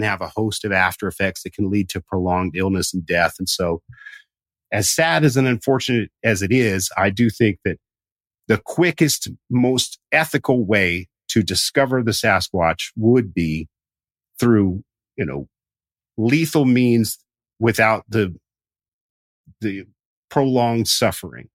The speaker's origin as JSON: {"language": "English", "region": "Southern Appalachia", "country": "United States", "tie": "born or raised there", "said": "I grew up in Southern Appalachia"}